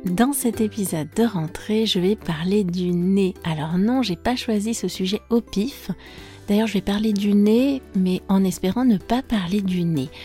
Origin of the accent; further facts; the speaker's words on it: France; je suis française